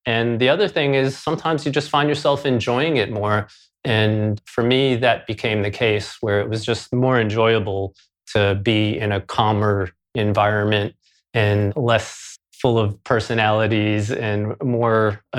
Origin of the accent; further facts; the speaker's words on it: New York City, New York, United States; I grew up in Queens, New York City. Beautiful, diverse Queens.